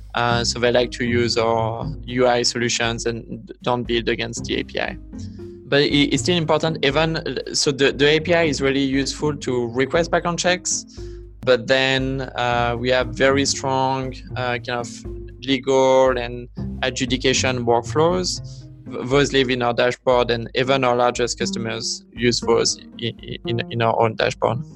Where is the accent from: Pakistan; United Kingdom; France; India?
France; Vichy, Auvergne-Rhône-Alpes; English is a second language; moved away as an adult; also born or lived in Los Angeles, United States / Bay Area, United States; now in United States; I grew up in a, in a small town in the countryside uh, called Vichy